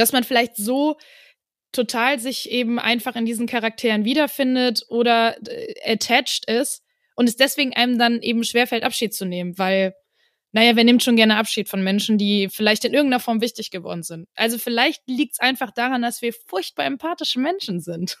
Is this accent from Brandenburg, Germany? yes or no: no; Wuppertal, North Rhine-Westphalia, Germany; also born or lived in Tanzania; now in Cologne, Germany; ich bin in Wuppertal zur Schule gegangen